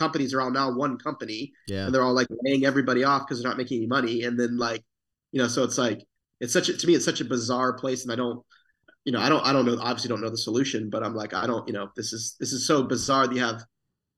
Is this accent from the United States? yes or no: yes; Satellite Beach, Florida, United States; I grew up in Florida, Satellite Beach